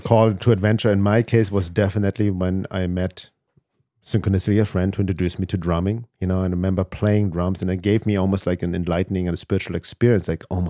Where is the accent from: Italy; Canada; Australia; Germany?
Germany; I was always growing up in Germany, loner, couldn't fit in, but I didn't question it.